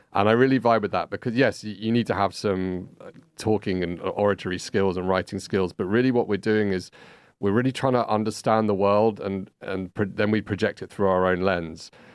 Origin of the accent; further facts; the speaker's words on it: London, United Kingdom; moved away as an adult; now in Barcelona, Spain; I'm originally from London, uh, hence this accent.